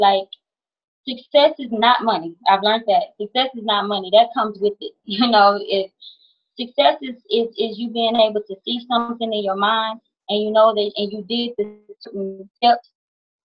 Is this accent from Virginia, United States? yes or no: no; Houston, Texas, United States; moved away as an adult; also born or lived in California; I was born and raised in Houston, Texas. When I became a little bit of age in my early 20s, I moved to California